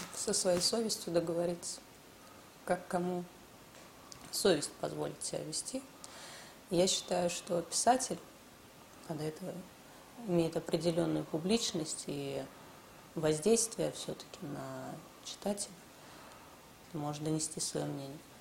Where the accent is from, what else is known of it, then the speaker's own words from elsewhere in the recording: Russia; Лично я, я родилась в России. Я здесь выросла